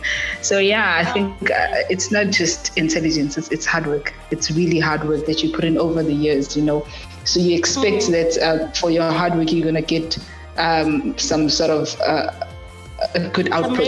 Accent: South Africa; growing up at back in the rural areas, back in Makaya, so to say, back in Pula, yes, I grew up in Pula

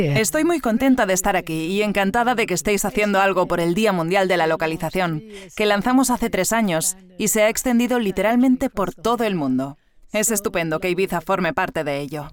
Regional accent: Sweden; moved away; en mi país natal, Suecia

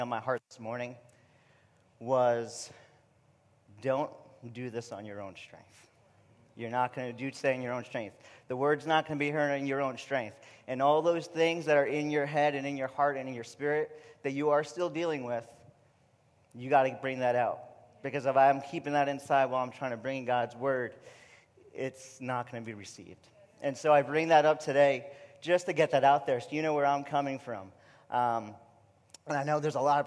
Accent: New York, United States; accent: New York; moved away as an adult; my New York accent

